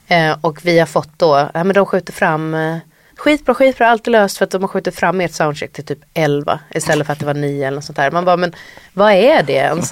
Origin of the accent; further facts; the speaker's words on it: Sweden; som svensk artist, det är framförallt Sverige jag spelar